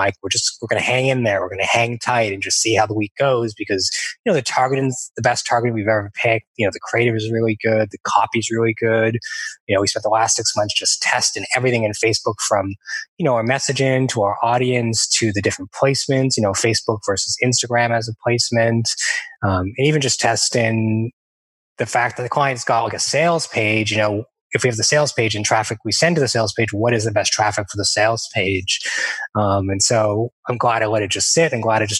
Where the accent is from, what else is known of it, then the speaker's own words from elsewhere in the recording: Toronto, Ontario, Canada; also born or lived in Vancouver, Canada / England / Sydney, Australia / Melbourne, Australia; now in Montreal, Canada; I'm originally from Toronto, Canada, and right now I'm based in Montreal, Canada.